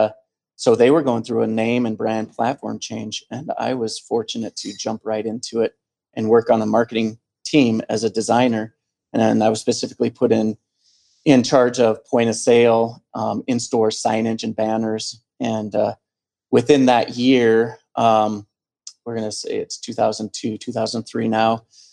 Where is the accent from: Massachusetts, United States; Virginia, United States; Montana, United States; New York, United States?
Montana, United States; Helena; I come from here. Originally, I was born and raised in Helena, the capital